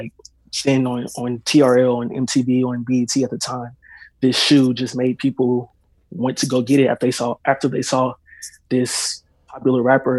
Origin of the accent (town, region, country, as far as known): St. Louis, Missouri, United States